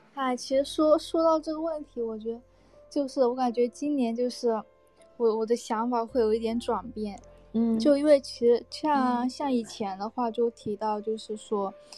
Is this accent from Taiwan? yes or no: no; Shantou, Guangdong, China; accent: Guangdong accent; 我是潮汕那边的嘛